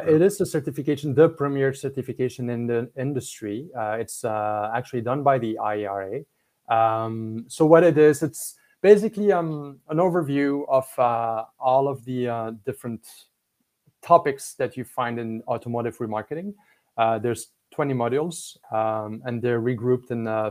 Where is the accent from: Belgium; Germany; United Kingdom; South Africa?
Belgium; English is a second language; now in Canada; I'm from Belgium